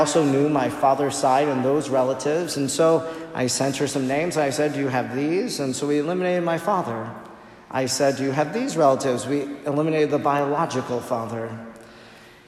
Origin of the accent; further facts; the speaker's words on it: Oconto, Wisconsin, United States; she was a single mother who lived with my grandmother that I grew up with in Oconto